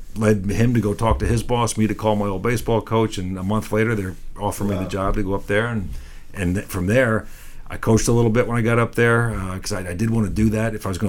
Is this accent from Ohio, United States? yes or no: no; Long Island, New York, United States; moved away; I grew up in Long Island, on the eastern half of Long Island, born to a potato farming family